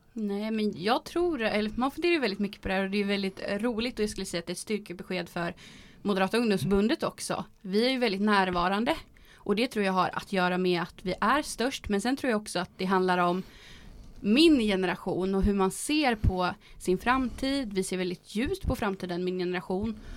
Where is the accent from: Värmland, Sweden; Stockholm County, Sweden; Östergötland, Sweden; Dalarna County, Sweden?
Östergötland, Sweden; Boxholm; jag kommer ju från Boxholm och där är det ju väldigt socialdemokratiskt